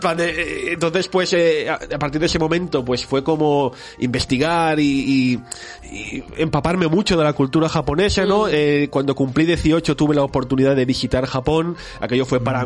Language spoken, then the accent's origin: Spanish; Barcelona, Catalonia, Spain; soy un chico de Barcelona que nació el año 81